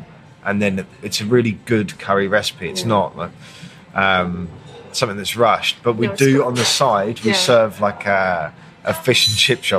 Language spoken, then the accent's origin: English; United Kingdom; I'm British